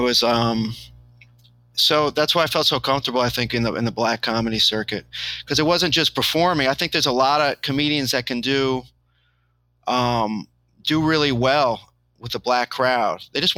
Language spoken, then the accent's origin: English; New York City, New York, United States; I have all my friends in New York City already. Like I grew up in New York City.